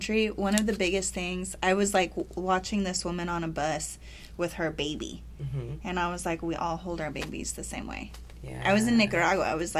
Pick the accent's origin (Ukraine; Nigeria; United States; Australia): United States; Texas; I'm from Texas.